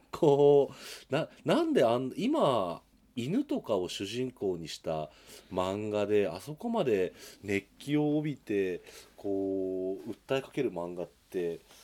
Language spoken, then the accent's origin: Japanese; Sapporo, Hokkaido, Japan; 僕もでもあれですよあの札幌で生まれ育って、まあ、このとまあちょっと途中10年ぐらい離れてますけれど、まあ、札幌に今もいて